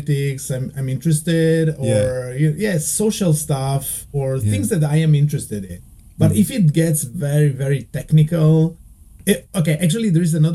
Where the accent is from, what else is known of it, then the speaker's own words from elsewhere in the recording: Udine, Friuli-Venezia Giulia, Italy; English is a second language; moved away as an adult; also born or lived in Venice, Italy; now in Tokyo, Japan; I was born in Udine. Okay. Which is, like my hometown.